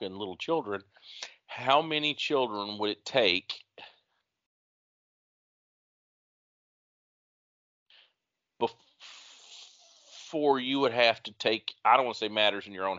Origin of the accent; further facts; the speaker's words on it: the Ozarks, United States; I'm from the Ozarks